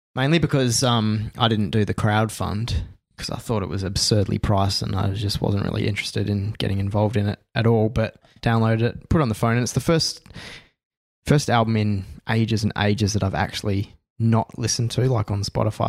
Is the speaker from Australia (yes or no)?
yes; Australia; being an Aussie